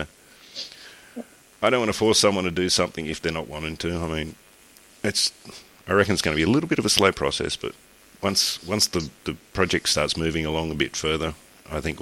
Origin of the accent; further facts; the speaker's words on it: Australia; I'm Australian